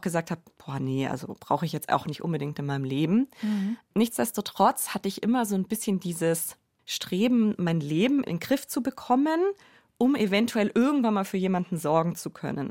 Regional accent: Allgäu, Bavaria, Germany; ich bin ja im Allgäu aufgewachsen

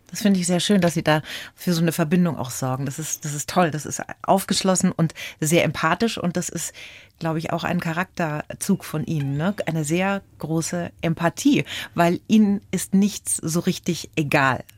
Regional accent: Bavaria, Germany; bei uns in Bayern

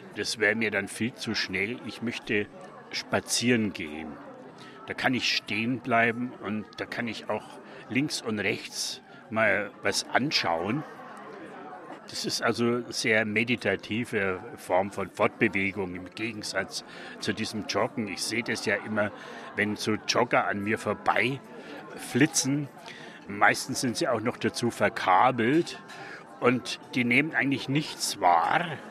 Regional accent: Franconia, Germany; accent: Franconian; now in Nuremberg, Germany; Als Franke

